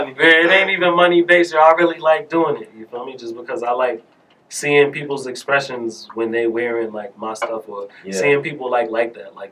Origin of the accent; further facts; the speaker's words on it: Boston, Massachusetts, United States; also born or lived in Columbus, Ohio / North Carolina; I grew up in Roxbury